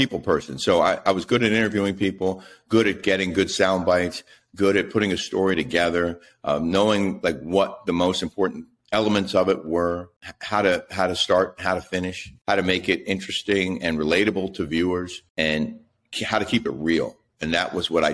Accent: Silver Spring, Maryland, United States; also born or lived in Fort Campbell, Kentucky / College Park, Maryland; I grew up in the D.C. area, first in College Park and then Silver Spring

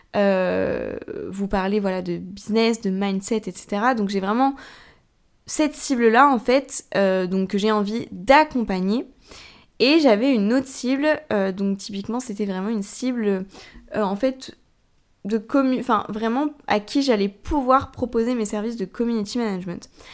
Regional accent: Tours, Centre-Val de Loire, France; moi je suis de Tours

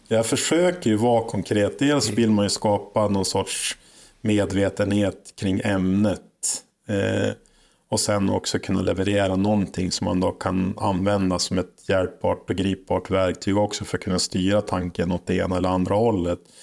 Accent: Holmsund, Västerbotten County, Sweden; jag är född och uppväxt i Holmsund som ligger utanför Umeå här

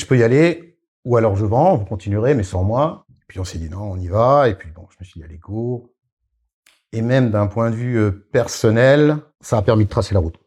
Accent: Alsace, Grand Est, France; je suis alsacien

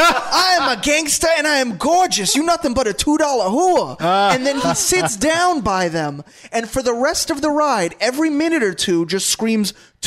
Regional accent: New York City, New York, United States; I grew up in Brooklyn.

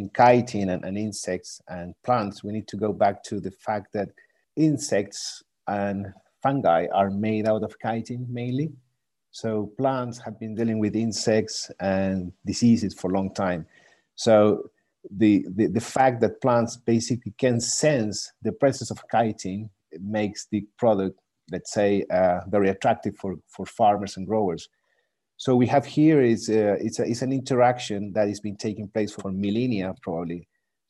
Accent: Chile; moved away as an adult; also born or lived in Germany / United Kingdom; now in France; I come from Chile as an agronomist

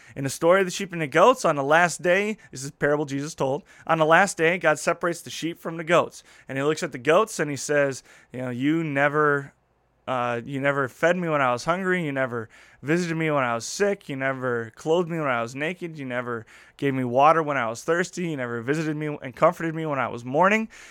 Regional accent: Midwest, United States; as a Midwesterner, as someone from the community I grow up grew up

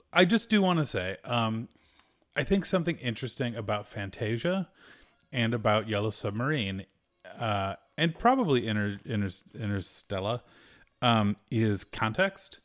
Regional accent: United States; I'm a American.

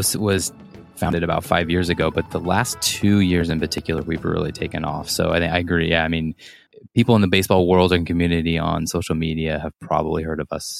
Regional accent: Monterey, California, United States; born there; So I was born in Monterey, California on a military base. So I'm a military brat.

